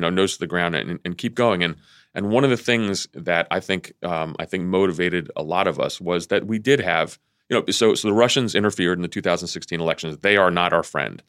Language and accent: English; Vienna, Virginia, United States; also born or lived in Athens, Greece; Vienna, Virginia, my hometown.